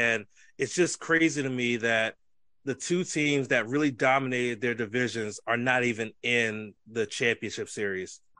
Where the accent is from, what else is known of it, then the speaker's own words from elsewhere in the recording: Texas, United States; I'm from South Texas. You can't root for the fucking Rangers.